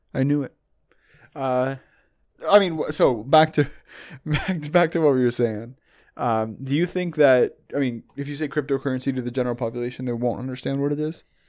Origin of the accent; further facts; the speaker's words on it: Canada; I'm obviously Canadian